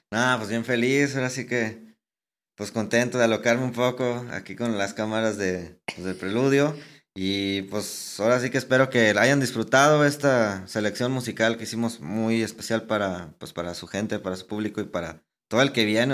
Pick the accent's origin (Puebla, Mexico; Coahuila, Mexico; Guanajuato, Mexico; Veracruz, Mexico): Coahuila, Mexico; Saltillo